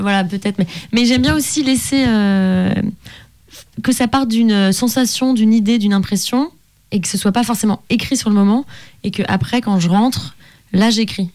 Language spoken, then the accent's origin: French; Annecy, Auvergne-Rhône-Alpes, France; j'ai grandi à Annecy